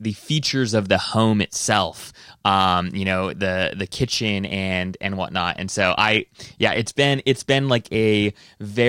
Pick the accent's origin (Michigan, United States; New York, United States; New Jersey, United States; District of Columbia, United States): District of Columbia, United States; Washington; we're from Washington D.C.